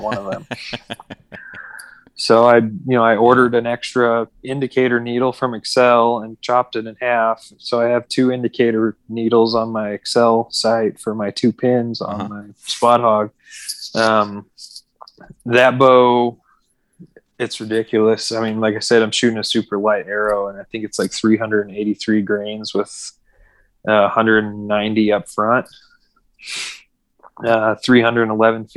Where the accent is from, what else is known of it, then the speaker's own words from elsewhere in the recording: Denver, Colorado, United States; I grew up here like in Colorado